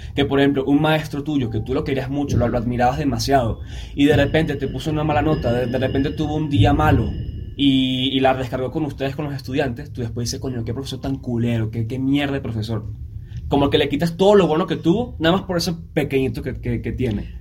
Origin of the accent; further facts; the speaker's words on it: Venezuela; now in Mexico; yo vengo de Venezuela